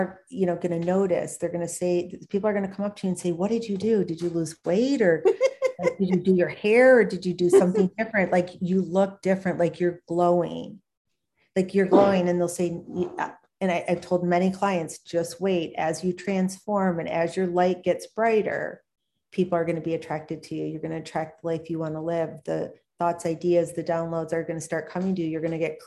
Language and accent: English; Michigan, United States; now in Minnesota, United States; I'm from Michigan originally